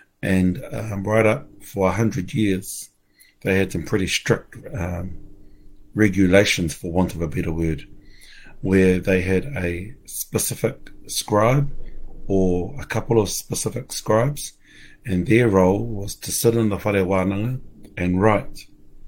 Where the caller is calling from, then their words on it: Ohakune, Manawatū-Whanganui, New Zealand; I'm coming live from Ohakune, from Mum and Dad's.